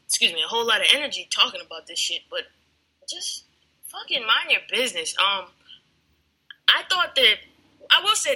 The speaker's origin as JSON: {"language": "English", "town": "Danbury", "region": "Connecticut", "country": "United States", "tie": "born or raised there", "moved": "yes", "said": "That's my hometown, Danbury, Connecticut."}